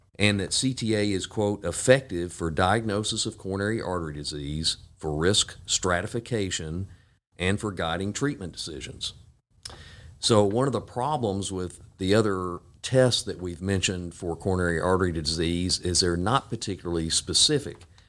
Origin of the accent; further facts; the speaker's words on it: Jackson, Tennessee, United States; also born or lived in Knoxville, Tennessee / Memphis, Tennessee; I grew up here in Jackson and came back in two thousand two.